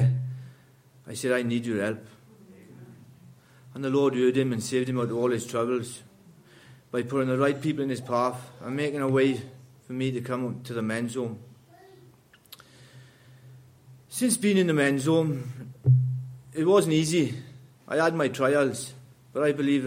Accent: Wales, United Kingdom; I grew up in Wales

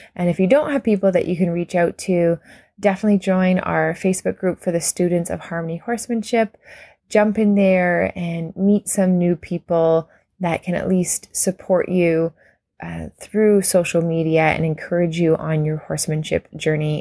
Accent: Canada; as a Canadian

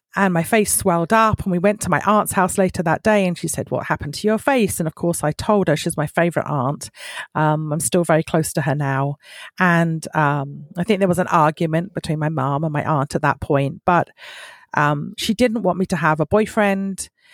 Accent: South East England, United Kingdom; now in Michigan, United States; I was brought up in the United Kingdom, in the southeast of the United Kingdom

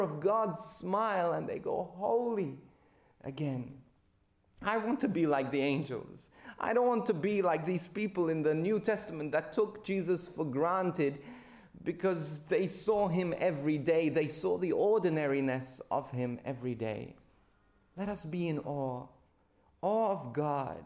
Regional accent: Malta; moved away as an adult; now in Australia; my home country of Malta

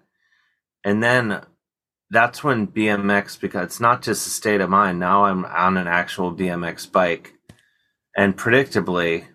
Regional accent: Ohio, United States; now in New York, United States; I live in New York, but I'm from Ohio

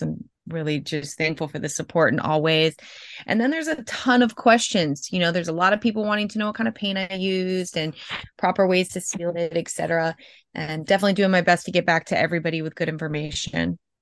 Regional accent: Tampa, Florida, United States; I'm from Tampa, Florida

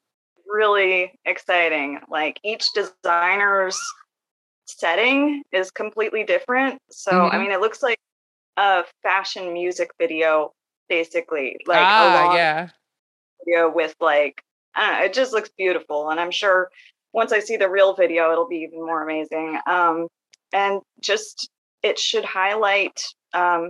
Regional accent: Northwest Arkansas, United States; I'm from Northwest Arkansas. I've lived here for most of my life

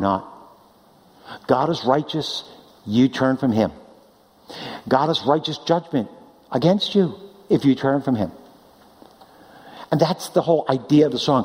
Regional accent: East Coast, United States; now in California, United States; we're from the East Coast. We miss it

